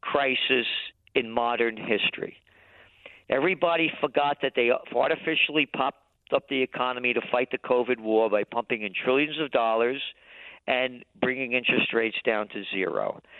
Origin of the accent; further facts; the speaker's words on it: New York City, New York, United States; now in Kingston, United States; I'm a Napolitano, born in the Bronx